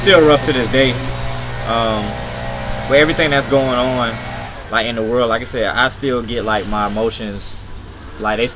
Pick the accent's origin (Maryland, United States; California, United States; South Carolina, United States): South Carolina, United States; Hemingway; growing up in Hemingway, like, when we was living in projects